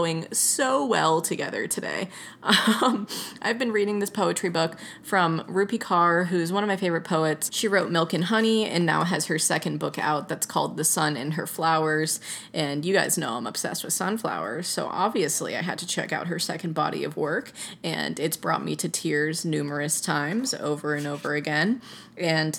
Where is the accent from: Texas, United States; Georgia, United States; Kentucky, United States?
Georgia, United States; Atlanta; I grew up on hip hop. I'm from Atlanta. Like, I'm used to trap music